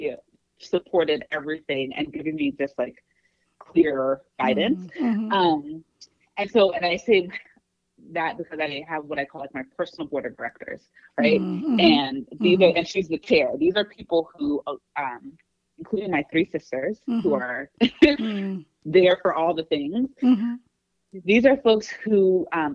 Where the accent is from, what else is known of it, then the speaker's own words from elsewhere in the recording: Atlanta, Georgia, United States; moved away; also born or lived in New York City; I grew up in Atlanta, lived in a few places, and we moved back here at the end of last year